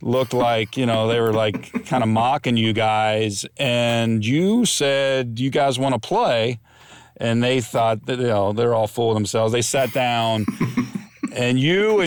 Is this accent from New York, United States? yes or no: no; Kentucky, United States; I was born and raised in Kentucky